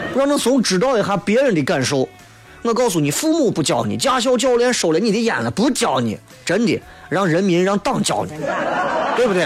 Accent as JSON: {"language": "Chinese", "town": "Xi'an", "region": "Shaanxi", "country": "China", "said": "咱作为一个西安人，作为陕西人来说"}